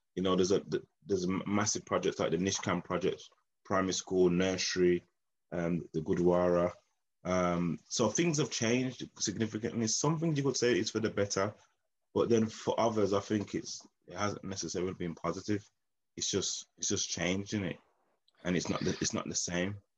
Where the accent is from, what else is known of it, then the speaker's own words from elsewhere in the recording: Birmingham, West Midlands, United Kingdom; I'm like from Birmingham inner city, Newtown. Grew up in a postcode area of B19, um, Newtown.